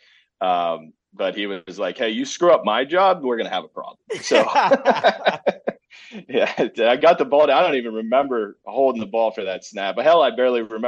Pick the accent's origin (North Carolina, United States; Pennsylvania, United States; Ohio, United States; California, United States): Ohio, United States; we're back in Ohio, grew up in Ohio, played at Ohio State